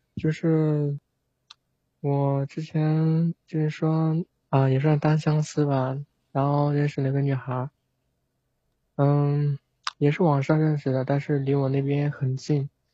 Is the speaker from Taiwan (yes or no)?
no; Zhejiang, China; 我是浙江的